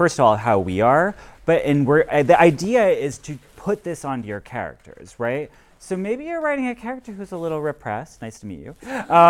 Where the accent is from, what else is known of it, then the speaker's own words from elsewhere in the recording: West Virginia, United States; as a gay man growing up in West Virginia